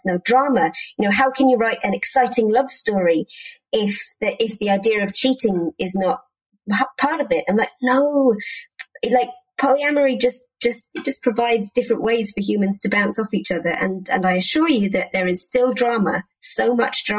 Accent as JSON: {"language": "English", "country": "United Kingdom", "said": "as a British person"}